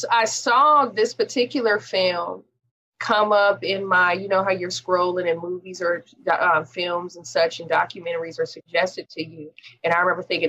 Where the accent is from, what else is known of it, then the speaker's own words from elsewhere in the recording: Oakland, California, United States; my hometown of Oakland